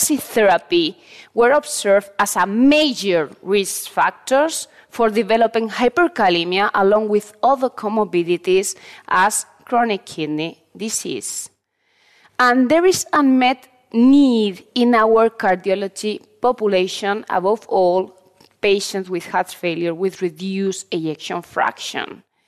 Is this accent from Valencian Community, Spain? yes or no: yes; Valencia, Valencian Community, Spain; I'm a cardiologist from Valencia, Spain, and a professor of the University of Valencia.